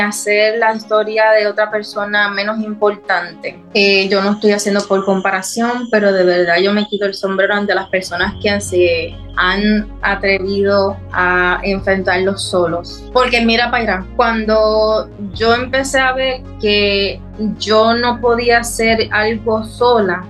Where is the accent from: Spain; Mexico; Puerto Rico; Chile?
Puerto Rico; moved away as an adult; Es mi tierra, mi patria y yo amo Puerto Rico.